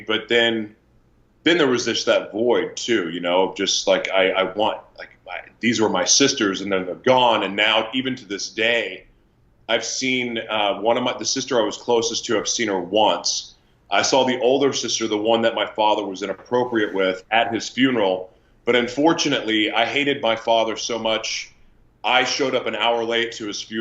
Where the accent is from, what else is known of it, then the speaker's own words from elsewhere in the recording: Oklahoma City, Oklahoma, United States; now in Los Angeles, United States; I am from Oklahoma and a proud Sooner fan. I do live in Los Angeles, California now, though, and this is definitely home for me. But when I was born in Oklahoma City.